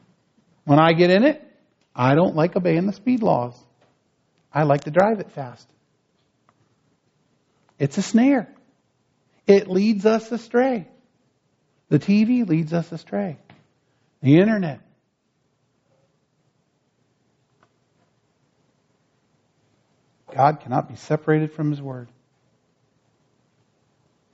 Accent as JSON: {"language": "English", "region": "northwestern New Jersey", "country": "United States", "tie": "born or raised there", "moved": "yes", "said": "When I was a kid growing up in New Jersey, I grew up in northwestern New Jersey"}